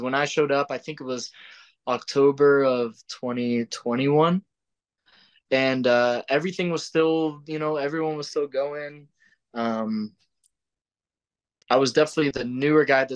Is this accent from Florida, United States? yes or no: yes; St. Augustine, Florida, United States; moved away; I'm from Jacksonville, Florida, St. Augustine, more specifically